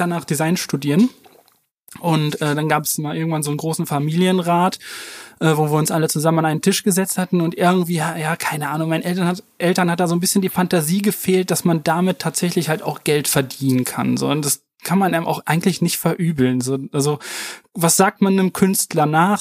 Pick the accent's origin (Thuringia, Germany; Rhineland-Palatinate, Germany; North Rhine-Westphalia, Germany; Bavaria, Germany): North Rhine-Westphalia, Germany; Warendorf; ich bin in, in Warendorf zur Schule gegangen aufs Mariengymnasium